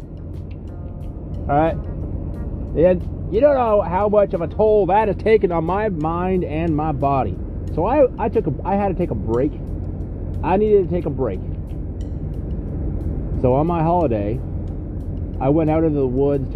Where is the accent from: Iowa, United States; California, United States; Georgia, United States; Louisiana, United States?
Louisiana, United States; Shreveport; Today I'm in my hometown. I've lived here my whole life, Shreveport, Louisiana.